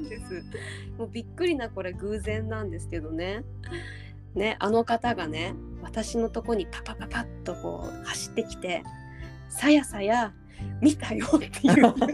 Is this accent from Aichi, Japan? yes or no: no; Uryu, Hokkaido, Japan; ウリュウ出身